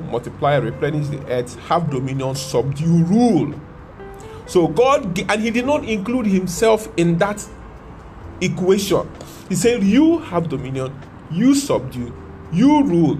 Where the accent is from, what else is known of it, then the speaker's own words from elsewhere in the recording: Nigeria; I'm a Nigerian.